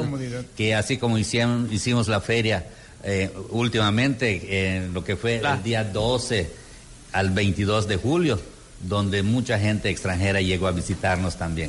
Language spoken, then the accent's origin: Spanish; Yucatán, Mexico; las tradiciones de Yucatán, ah. donde, ah, eh, donde eh, usamos mucho de esa prenda